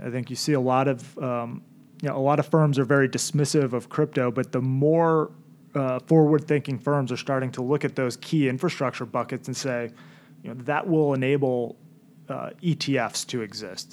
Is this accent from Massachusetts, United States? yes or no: yes; Milton, Massachusetts, United States; I grew up in Milton. Went to BC High, class of 2003 at BC High